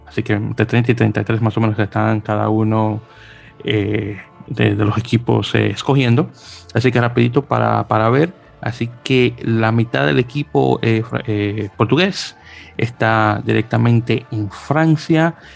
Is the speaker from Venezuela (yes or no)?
no; Dominican Republic